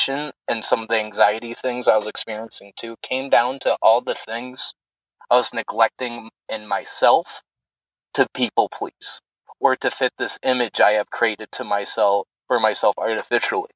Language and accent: English; the South, United States; moved away; also born or lived in upstate New York; I grew up in the South, Baptist family, military family